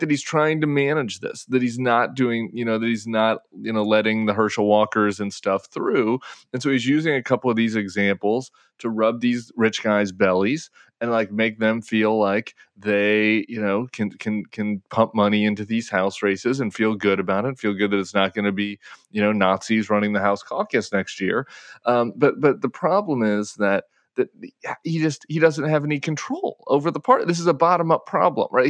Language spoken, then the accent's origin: English; Colorado, United States; Colorado, you know, my home state